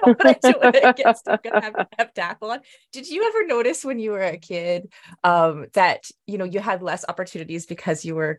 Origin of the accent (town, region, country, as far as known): Canada